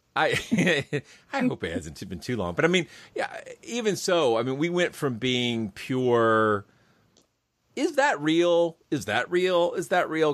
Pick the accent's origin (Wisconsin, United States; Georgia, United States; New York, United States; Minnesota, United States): Georgia, United States; Kennesaw; my hometown of Kennesaw